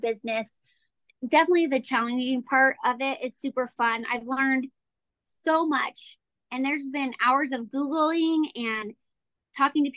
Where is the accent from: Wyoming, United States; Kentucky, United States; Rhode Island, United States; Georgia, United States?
Wyoming, United States; Casper; were born and raised in Casper, so we have a lot of contacts from here